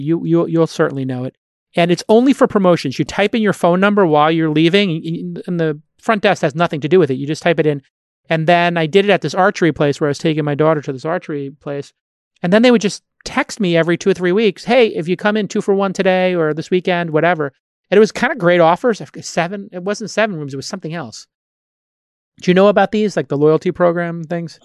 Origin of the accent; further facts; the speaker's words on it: New York City, New York, United States; moved away; my hometown, Brooklyn